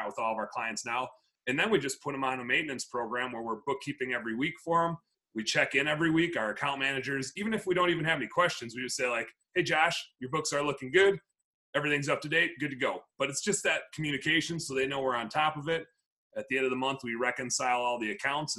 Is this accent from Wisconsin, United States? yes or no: yes; Wisconsin, United States; now in Minneapolis, United States; I'm from Wisconsin